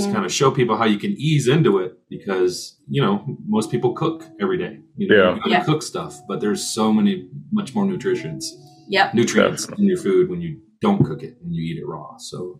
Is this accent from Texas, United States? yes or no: yes; Texas, United States; I was raised by Hispanics in Texas, you know, as a kid.